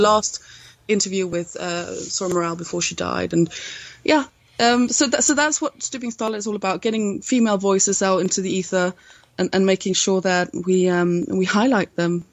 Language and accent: English; Sweden; I'm from Sweden